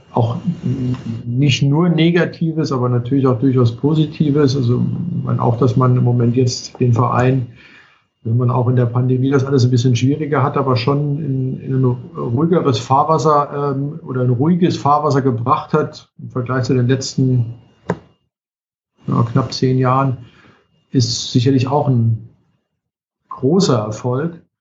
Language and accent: German; Chemnitz, Saxony, Germany; now in Koblenz, Germany; ich komme ja nicht aus Koblenz, ähm, also ich, der eine oder andere weiß es, ich komme aus Karl-Marx-Stadt, ähm, ich bin ganz froh, dass man es nicht mehr hört.